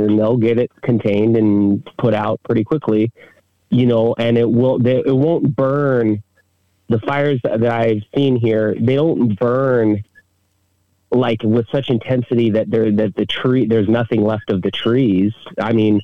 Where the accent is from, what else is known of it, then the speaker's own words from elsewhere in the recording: Big Island, Hawaii, United States; moved away as an adult; also born or lived in mainland United States; I'm originally from the Big Island here and spent a lot of my adult life in around the United States and just moved back here about a year and a half ago.